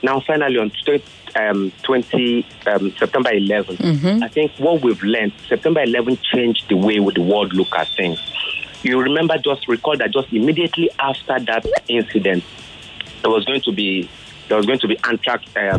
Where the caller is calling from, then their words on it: Nigeria; I'm calling from Amoa, Duffy.